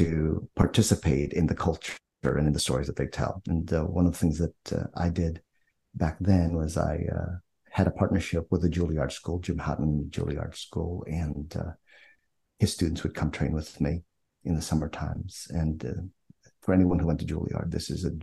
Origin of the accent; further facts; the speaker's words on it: Philippines; moved away; I'm Filipino, born in the Philippines